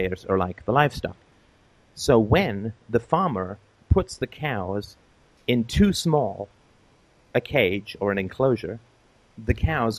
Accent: England, United Kingdom; I grew up in England in the 1970s

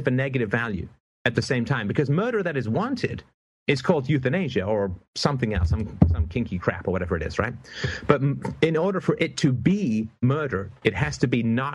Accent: Canada; I'm Canadian

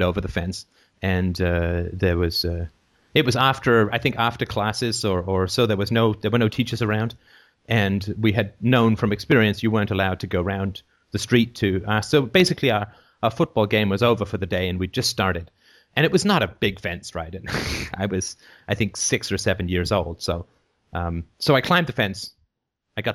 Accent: England, United Kingdom; growing up in England

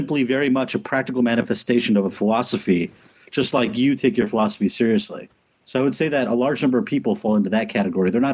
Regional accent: Los Angeles, California, United States; moved away as an adult; now in New Hampshire, United States; I was born and raised in Los Angeles

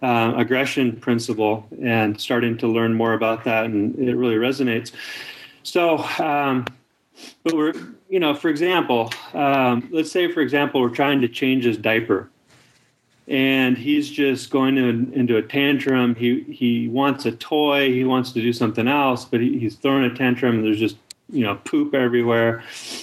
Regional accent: United States; I was born in America

